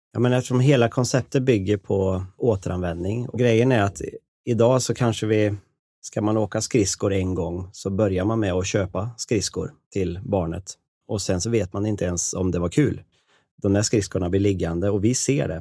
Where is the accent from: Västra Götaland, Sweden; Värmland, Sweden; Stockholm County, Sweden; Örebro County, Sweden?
Värmland, Sweden; Karlstad; Jag kommer från Karlstad i Värmland. Jag har levt och bott där hela mitt liv